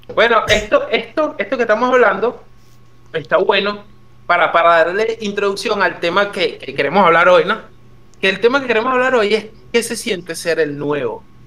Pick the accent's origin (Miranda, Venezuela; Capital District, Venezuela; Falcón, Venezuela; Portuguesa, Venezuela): Capital District, Venezuela; Caracas; now in Argentina; yo nací en Caracas, en un cerro, que es como una montaña forrada de casas